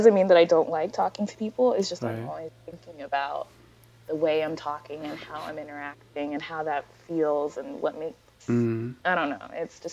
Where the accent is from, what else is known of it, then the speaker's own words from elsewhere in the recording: United States; I'm Nigerian American. I was born in the States.